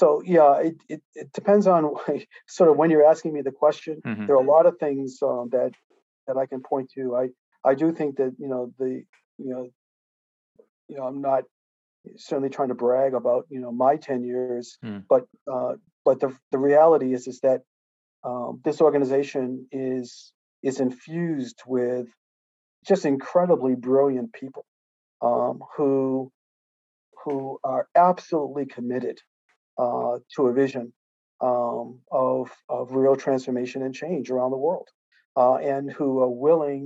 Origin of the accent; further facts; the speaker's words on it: United States; I am an American, and I'm certainly proud of the fact that I am an American